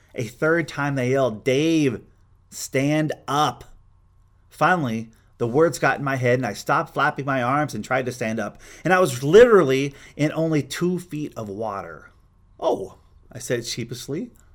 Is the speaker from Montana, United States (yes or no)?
yes; Glendive, Montana, United States; I grew up in Montana